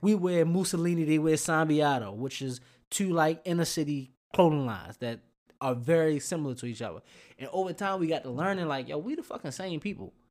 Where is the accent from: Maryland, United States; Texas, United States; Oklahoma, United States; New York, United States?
Maryland, United States; Baltimore; moved away as an adult; growing up in Baltimore all the way up to maybe nine, eighteen years old